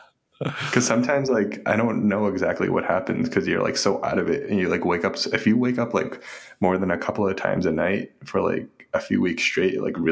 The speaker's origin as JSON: {"language": "English", "town": "Boston", "region": "Massachusetts", "country": "United States", "tie": "born or raised there", "also_born_or_lived": "Revere, Massachusetts", "said": "I grew up in East Boston and Revere."}